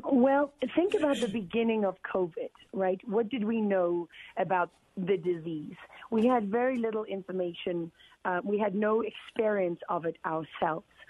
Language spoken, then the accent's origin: English; Durban, KwaZulu-Natal, South Africa; moved away; I grew up in that world as a South African